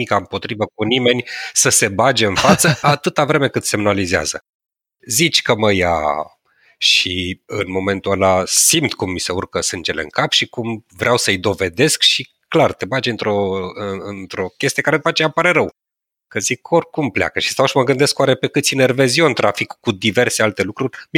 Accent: Transylvania, Romania; eu sunt ardelean

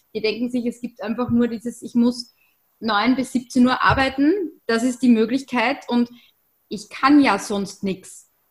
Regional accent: Austria; bei uns in Österreich ist das auch nicht anders.

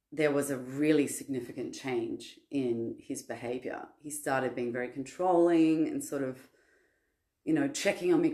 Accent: Sydney, New South Wales, Australia; I'm from Sydney, Australia.

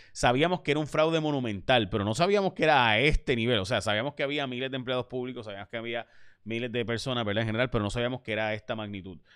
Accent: Puerto Rico; somos puertorriqueños, que somos distintos y que tenemos nuestras particularidades

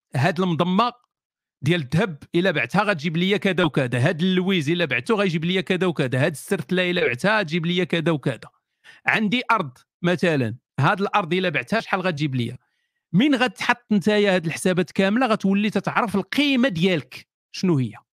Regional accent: Morocco; وحنا مغاربه

